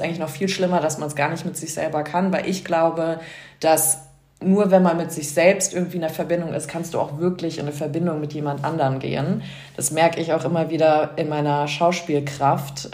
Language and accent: German; New York, United States; also born or lived in Frankfurt / Vancouver; now in Munich, Germany; ich bin ursprünglich aus Frankfurt in New York aufgewachsen und dann irgendwie über Ecken nach München so gekommen.